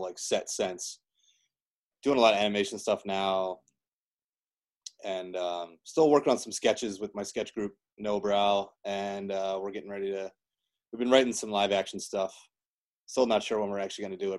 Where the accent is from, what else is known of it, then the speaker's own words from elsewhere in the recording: Delaware, United States; moved away as an adult; also born or lived in Miami, Florida; where i grew up in delaware